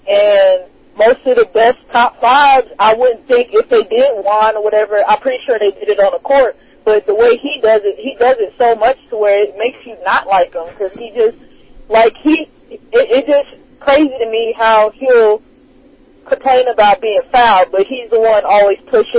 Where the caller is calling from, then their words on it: Oklahoma, United States; I'm calling from Oklahoma.